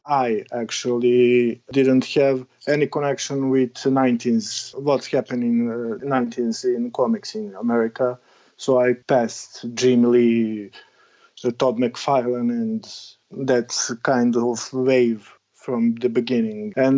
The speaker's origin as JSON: {"language": "English", "country": "Serbia", "tie": "born or raised there", "second_language": "English", "said": "Yeah, I'm born in 80s, and right before I need get start to the first grade in elementary, the war in Yugoslavia started."}